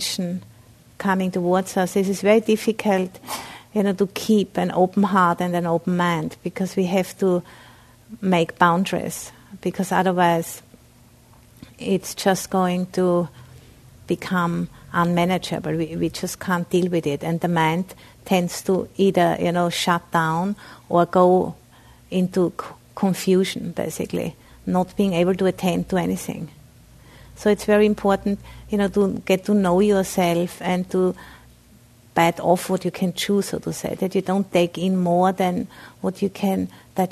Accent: Austria; English is a second language; moved away; I'm originally from Austria, so I have a bit of an accent.

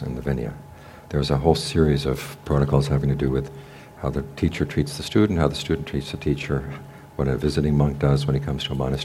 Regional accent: United States; also born or lived in Thailand; we were raised in American high schools where it was the intelligent students were disrespectful to the teachers

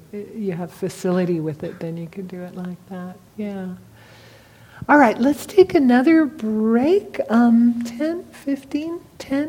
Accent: California, United States; I'm from California, I'm an old hippie

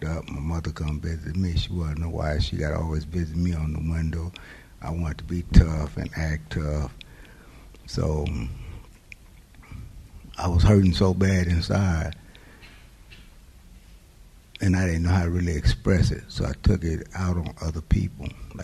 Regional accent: Oakland, California, United States; I was born in Oakland.

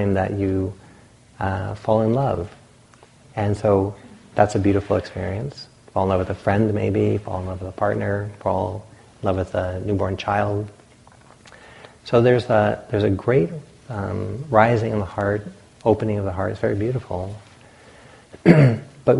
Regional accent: the Atlantic coast, East Coast, United States; moved away; I grew up on the Atlantic

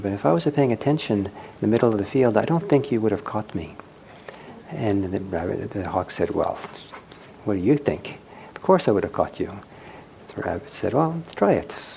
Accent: United States; first language English; growing up in the United States speaking English

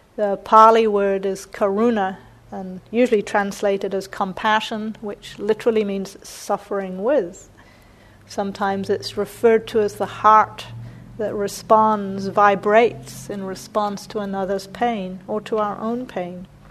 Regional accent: New Zealand; moved away; I grew up mostly in New Zealand

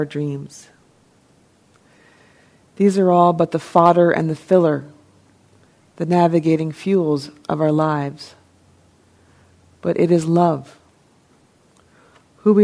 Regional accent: New Jersey, United States; I'm from New Jersey

